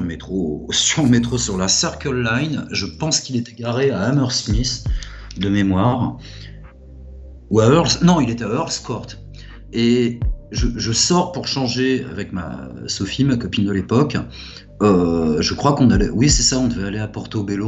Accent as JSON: {"language": "French", "town": "Puteaux", "region": "Île-de-France", "country": "France", "said": "je viens de, euh, du Pont Puteau, dans un HLM modeste"}